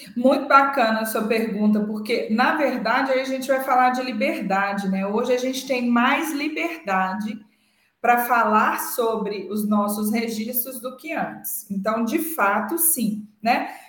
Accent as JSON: {"language": "Portuguese", "region": "Minas Gerais", "country": "Brazil", "said": "somos da mesma cidade, hum, é, temos registros culturais parecidos, somos mineiros"}